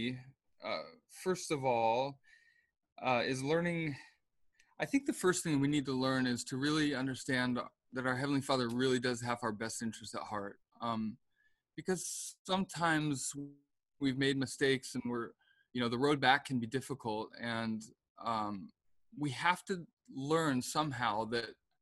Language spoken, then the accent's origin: English; Seattle, Washington, United States; moved away as an adult; also born or lived in Provo, Utah; I was raised in Seattle, Washington